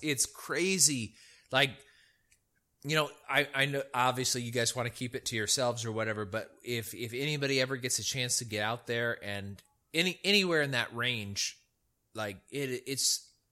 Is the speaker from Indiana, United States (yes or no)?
no; El Dorado County, California, United States; the place where I grew up in El Dorado County was at like 2,500 feet